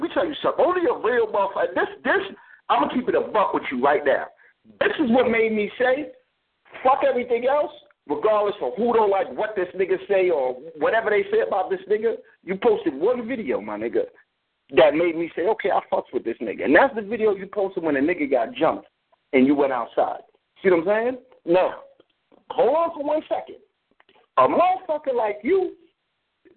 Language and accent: English; New York City, New York, United States; I'm a Brooklyn nigga.